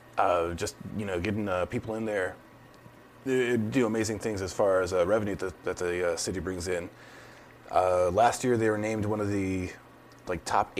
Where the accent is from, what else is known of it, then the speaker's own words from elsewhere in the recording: Tucson, Arizona, United States; it's my hometown